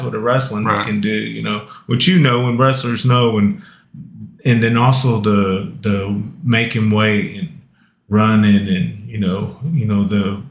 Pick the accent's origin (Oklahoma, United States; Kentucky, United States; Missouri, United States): Oklahoma, United States; Walters; I was growing up in Walters